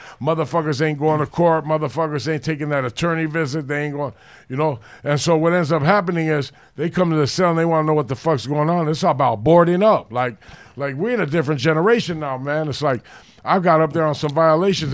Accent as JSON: {"language": "English", "town": "Los Angeles", "region": "California", "country": "United States", "tie": "born or raised there", "said": "I grew up in the Hollywood area, the Rampart area"}